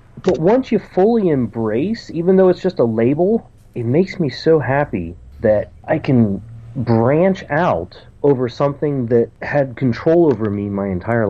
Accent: Ohio, United States; I'm from Ohio in the United States, and my Twitter handle is ….

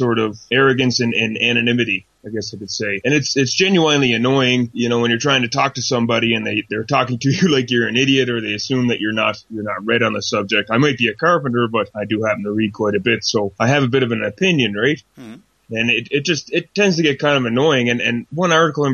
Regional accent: Nova Scotia, Canada; now in Calgary, Canada; I'm from originally from Nova Scotia, Canada.

